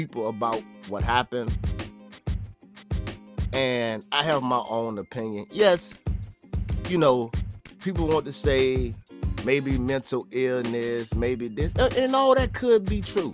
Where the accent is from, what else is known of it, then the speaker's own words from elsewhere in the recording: Virginia, United States; not where I'm from, but in the state that I live in. I'm from Virginia.